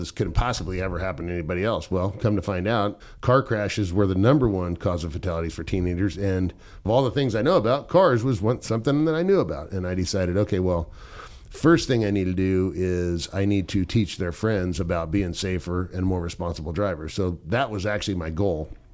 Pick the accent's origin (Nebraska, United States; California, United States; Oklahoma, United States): California, United States; Southern; I grew up in Southern California